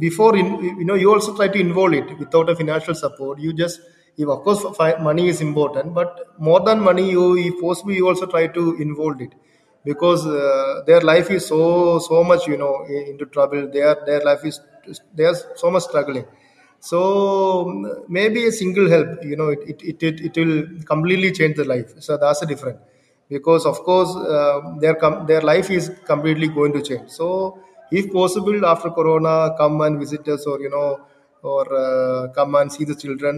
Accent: India; also born or lived in Kerala; I am from India only, and I am living in Kerala only.

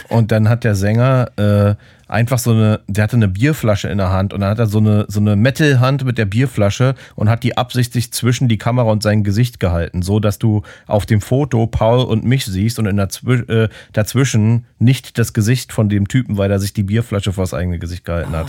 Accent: Berlin, Germany; als Berliner

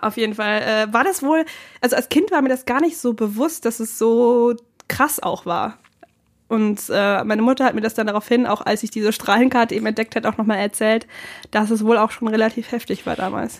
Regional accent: Bernhardswald, Bavaria, Germany; now in Cologne, Germany; ich komme jetzt nicht direkt aus Regensburg, sondern aus einem Dorf in der Umgebung.

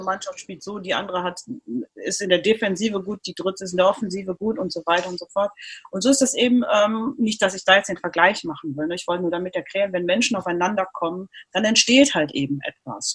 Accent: Cologne, North Rhine-Westphalia, Germany; in Köln geboren, aufgewachsen, zur Schule gegangen

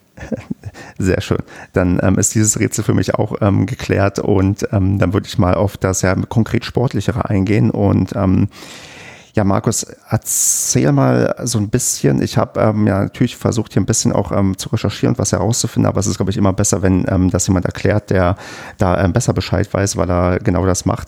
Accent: Brandenburg, Germany; accent: Berlinerisch; Ich bin ja in Brandenburg ähm, geboren und aufgewachsen und habe früher auch sehr stark Berlinert

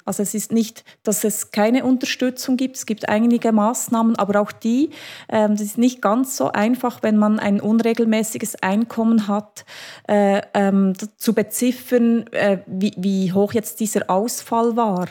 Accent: Switzerland; bei uns in der Schweiz

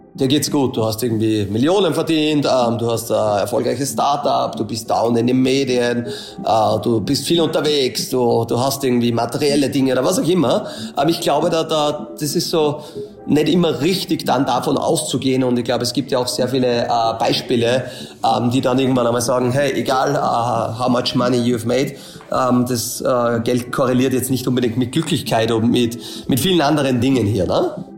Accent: a small village near Linz, Upper Austria, Austria; Ich komme aus Österreich. Ähm, dann ist eh schon immer relativ, äh, schwierig, Details zu erklären. Also Linz ist immer zwischen Salzburg und Wien, kennt nicht jeder, ist so eine Stadt mit zweihunderttausend Einwohner. Bin aber eigentlich von einem kleinen Dorf, von am Bauernhof, dort aufgewachsen

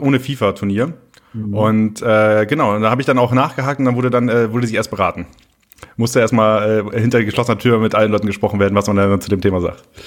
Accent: Oldenburg, Lower Saxony, Germany; Oldenburg ist halt so meine Heimat

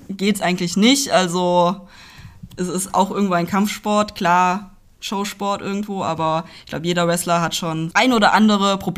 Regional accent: Hünfeld, Hesse, Germany; genau, ich bin in der Nähe von Hünfeld aufgewachsen, also gehört zur Stadt Hünfeld dazu.

